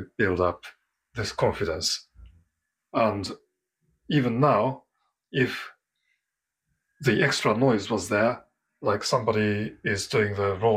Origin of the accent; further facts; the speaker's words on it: Japan; moved away as an adult; now in London, United Kingdom; I am from Japan originally, and I've been living in London for over 20 years now.